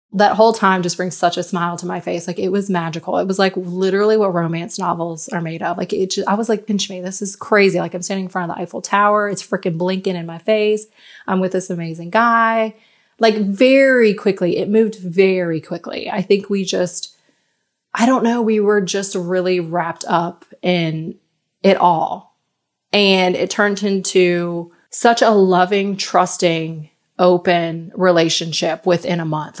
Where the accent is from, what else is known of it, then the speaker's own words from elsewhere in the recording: United States; moved away as an adult; now in France; I'm American